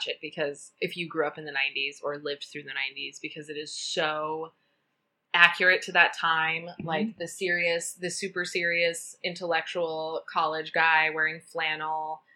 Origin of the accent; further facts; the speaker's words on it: Colorado, United States; I grew up in Colorado